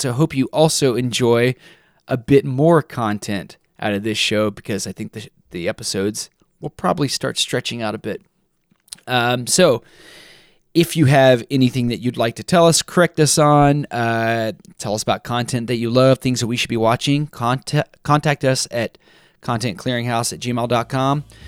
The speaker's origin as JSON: {"language": "English", "region": "Texas", "country": "United States", "said": "I'm from Texas"}